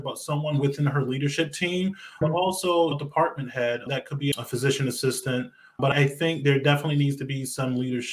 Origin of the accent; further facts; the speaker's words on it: about an hour from New York, Northeast, United States; I grew up here in the Northeast. So about an hour away from New York.